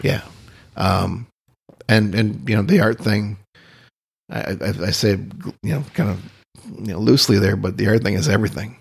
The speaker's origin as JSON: {"language": "English", "town": "Austin", "region": "Minnesota", "country": "United States", "tie": "born or raised there", "also_born_or_lived": "Boulder / Denver", "moved": "yes", "lives_now": "Key West, United States", "said": "I grew up in Austin, Minnesota"}